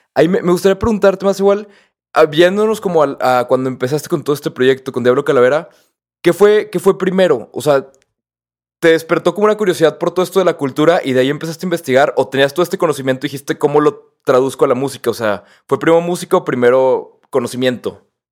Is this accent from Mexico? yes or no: yes; Mexico; yo nunca me había sentido tan mexicano